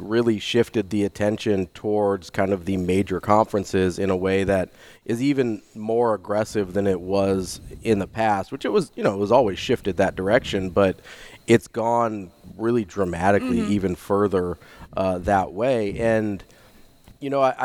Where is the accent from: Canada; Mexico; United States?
United States; Omaha, Nebraska; growing up in Omaha where Creighton was the mid-major when I was growing up